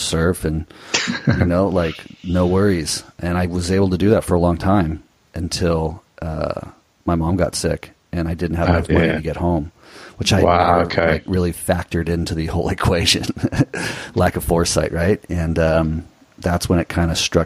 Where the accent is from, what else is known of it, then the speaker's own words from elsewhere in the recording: Newport Beach, California, United States; moved away as an adult; I grew up in Newport Beach, Southern California